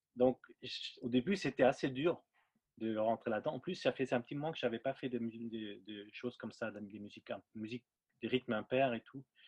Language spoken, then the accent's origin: French; Linz, Upper Austria, Austria; French is a second language; moved away as an adult; now in Paris, France; c'est un batteur euh, avec qui j'ai grandi en Autriche. Mmh je viens d'Autriche, euh, à Linz